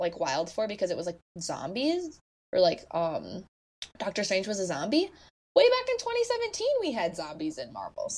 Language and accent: English; United States; as an American